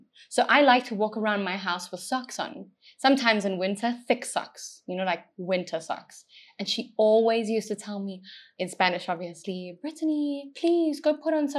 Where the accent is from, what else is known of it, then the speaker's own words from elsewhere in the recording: South Africa; now in Chile; I'm white and from South Africa